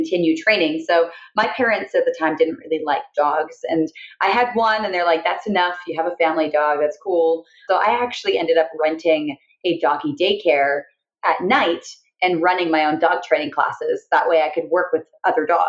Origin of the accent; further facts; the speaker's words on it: Canada; moved away as an adult; now in United States; I'm from Canada. So I came here just after I graduated college